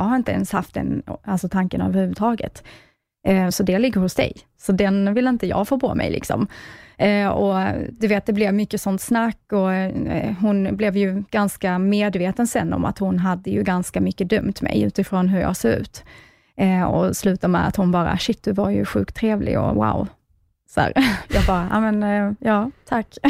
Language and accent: Swedish; Skåne, Sweden; jag kommer ju från Skåne, eh, som hörs kanske.